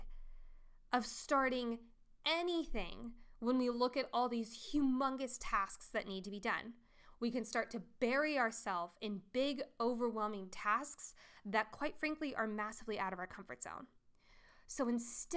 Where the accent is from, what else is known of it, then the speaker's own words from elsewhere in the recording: Colorado, United States; I'm from Colorado